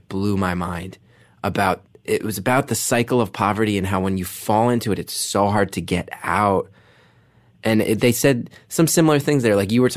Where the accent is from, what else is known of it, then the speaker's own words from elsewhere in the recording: New York City, New York, United States; I'm a jaded New Yorker.